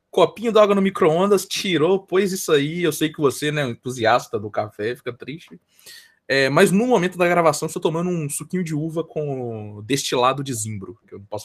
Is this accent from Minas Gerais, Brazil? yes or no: yes; Minas Gerais, Brazil; eu nem sou carioca e nem paulistano, eu sou, eu sou mineiro, tá ligado?